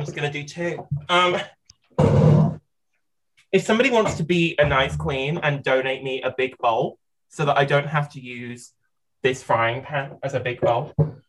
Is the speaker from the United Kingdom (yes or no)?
yes; United Kingdom; We're from the UK